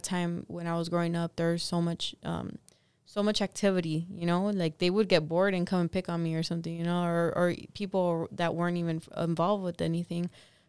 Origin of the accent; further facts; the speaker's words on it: Los Angeles, California, United States; me growing up in Echo Park